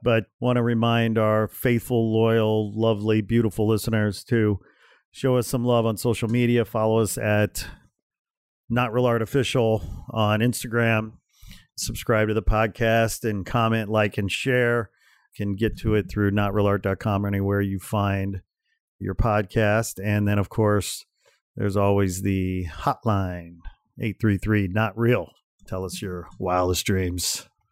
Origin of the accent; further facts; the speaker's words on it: United States; for me as an American